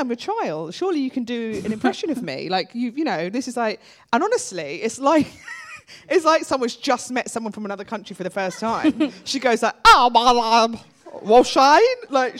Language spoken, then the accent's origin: English; London, United Kingdom; I'm a Londoner, but yeah. I consider myself an Irish parent